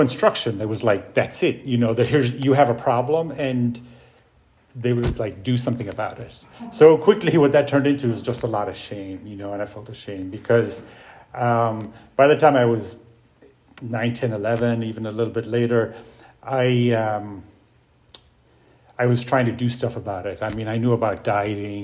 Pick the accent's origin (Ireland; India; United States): Ireland; moved away; I grew up in Ireland. I grew up in an alcoholic home on a farm